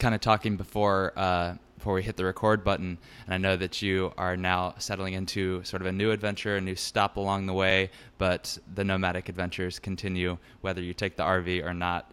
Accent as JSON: {"language": "English", "town": "Richmond", "region": "Virginia", "country": "United States", "tie": "born or raised there", "also_born_or_lived": "Brooklyn, New York", "moved": "yes", "said": "I'll be in Richmond, Virginia, my hometown"}